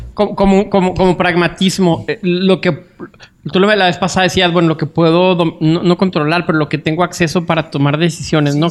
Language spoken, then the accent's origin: Spanish; Mexico